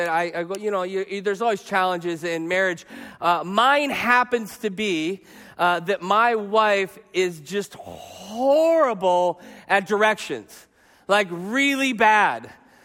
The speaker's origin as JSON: {"language": "English", "region": "Arizona", "country": "United States", "said": "I'm from Arizona."}